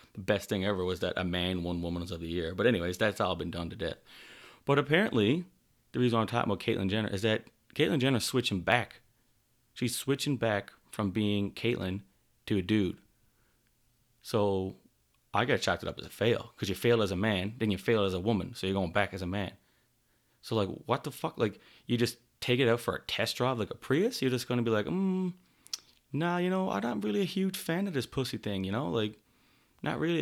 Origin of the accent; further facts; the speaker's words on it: Newfoundland and Labrador, Canada; now in Calgary, Canada; I'm from Newfoundland, Canada, currently living in Calgary, Alberta